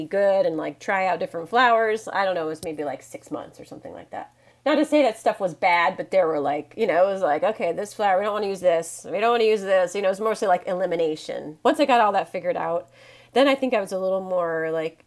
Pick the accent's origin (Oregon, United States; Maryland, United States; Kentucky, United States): Oregon, United States; also born or lived in Washington State / East Coast; I'm from Washington State, born in Washington State, grew up in Oregon.